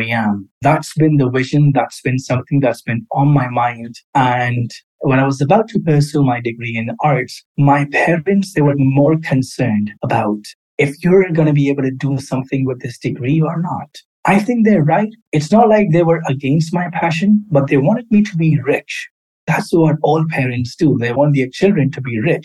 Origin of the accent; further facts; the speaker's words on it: Karachi, Sindh, Pakistan; moved away as an adult; also born or lived in London, United Kingdom; I was born and raised in Karachi, Pakistan